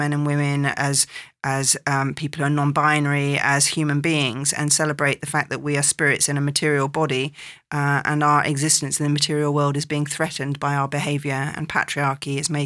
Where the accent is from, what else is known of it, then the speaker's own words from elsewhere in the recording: England, United Kingdom; moved away; growing up in England